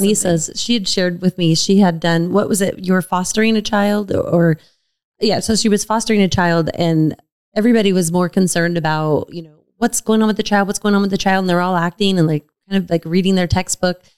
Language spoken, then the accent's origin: English; Sun Valley, United States; I grew up in Sun Valley